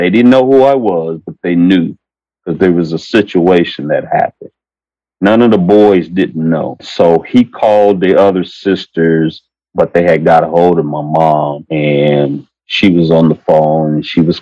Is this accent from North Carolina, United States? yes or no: no; San Diego, California, United States; also born or lived in Japan; I've been in San Diego all my life. And I was born in Japan